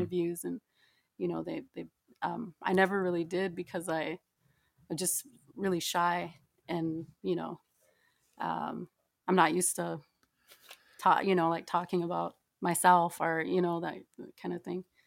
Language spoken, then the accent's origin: English; Yankton Sioux Reservation, near Yankton, South Dakota, United States; moved away; I'm from, uh, South Dakota. I, I grew up on the Hunctuah Nation